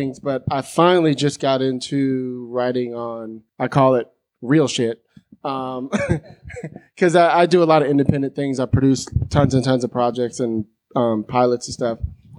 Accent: San Francisco, California, United States; I'm from San Francisco. You know, it was like I grew up in the whole mob punk rock scene.

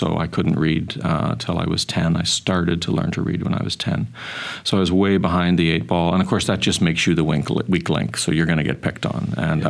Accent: Belfast, Northern Ireland, United Kingdom; also born or lived in Lurgan; now in Canada; I remember growing up in Northern Ireland. We were in a small town called Lurgan, and there was lots of soldiers and violence around.

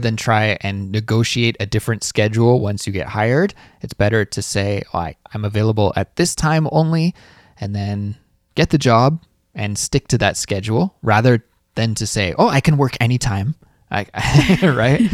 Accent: Canada; As a Canadian, I have a social insurance number.

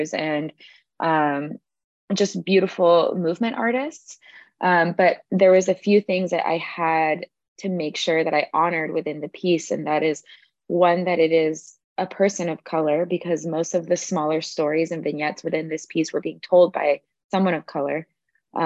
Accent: Los Angeles, California, United States; I am from Los Angeles, California

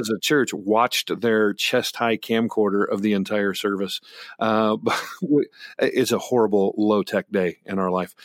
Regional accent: Great Bend, Kansas, United States; I grew up in Great Bend, Kansas

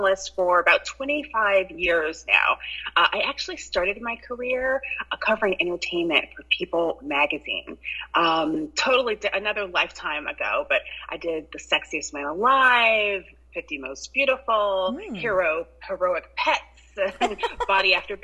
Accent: Ann Arbor, Michigan, United States; now in New York City, United States; I'm actually from the Midwest, Ann Arbor, Michigan, but I've been in New York over 20 years now.

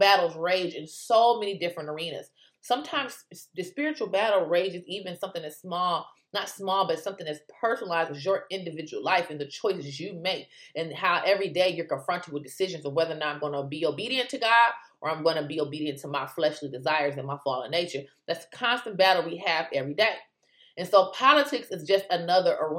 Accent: United States; as an American

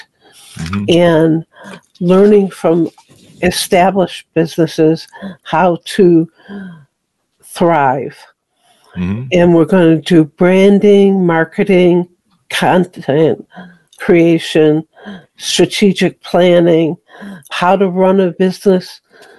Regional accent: Rochester, New York, United States; now in Delaware, United States; I was brought up in Rochester, New York.

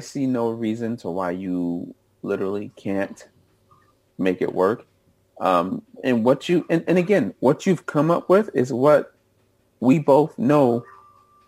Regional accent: Chicago, Illinois, United States; now in Sacramento, United States; I'm from Chicago, and what's cold for Californians is not cold for me.

